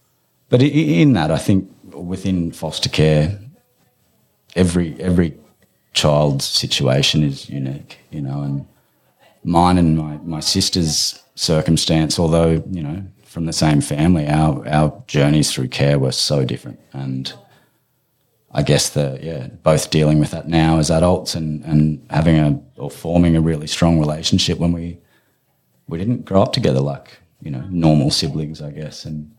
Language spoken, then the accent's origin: English; Queensland, Australia; born there; I was born in Queensland, so I was under the, I think it was a ward of the state.